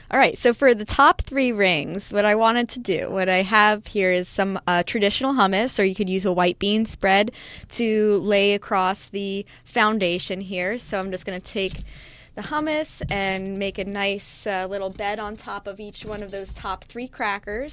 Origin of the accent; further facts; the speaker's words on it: New Jersey, United States; I'm from Jersey